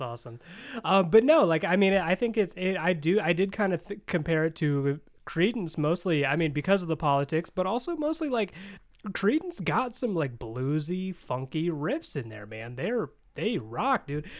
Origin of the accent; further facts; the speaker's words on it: Indiana, United States; I'm from Indiana.